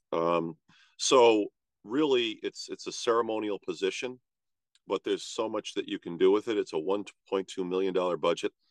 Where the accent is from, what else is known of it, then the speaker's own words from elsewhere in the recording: East Greenwich, Rhode Island, United States; Yeah, well, I grew up in East Greenwich and I'm here right now today